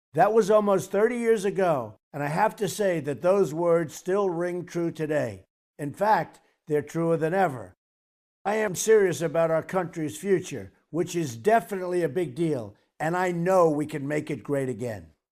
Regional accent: New York City, New York, United States; growing up in Queens, New York

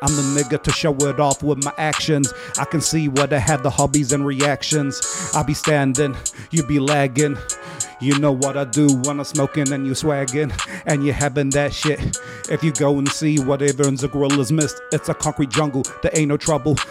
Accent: New Zealand; also born or lived in Africa / Egypt / Ranui; Linfield, where, where I was raised

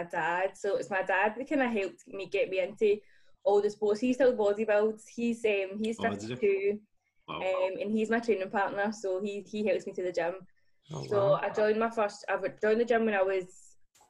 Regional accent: Hurlford, Scotland, United Kingdom; I grew up in Hurlefield

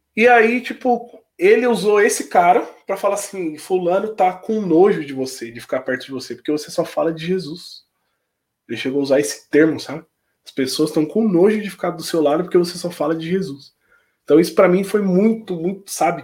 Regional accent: Palmeira das Missões, Rio Grande do Sul, Brazil; moved away as an adult; lá na minha cidade, por ser uma cidade pequena

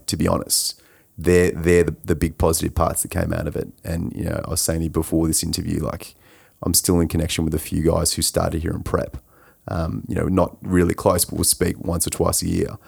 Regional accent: Coldstream, Victoria, Australia; I grew up in Coldstream, so I was a little way from Monash in, in Clayton

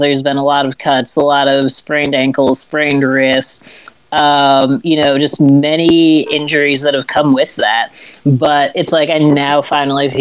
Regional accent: Illinois, United States; moved away as an adult; now in the South, United States; I'm originally from Illinois. Didn't end up down here in the South until about November of last year.

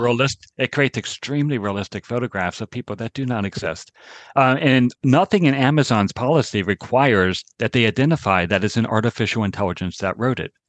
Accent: Maryland, United States; I grew up in Maryland

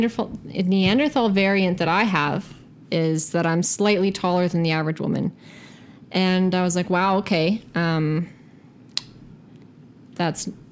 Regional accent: Mississauga, Ontario, Canada; I was born and raised in Mississauga

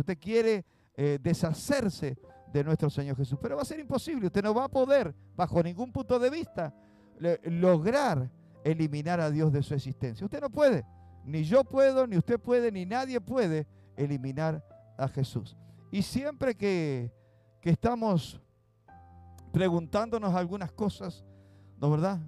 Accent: Uruguay; aquí en Uruguay

